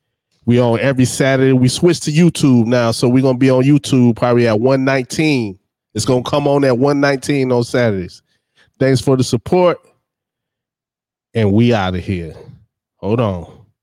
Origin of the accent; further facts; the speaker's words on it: Darlington, South Carolina, United States; I'm from Darlington.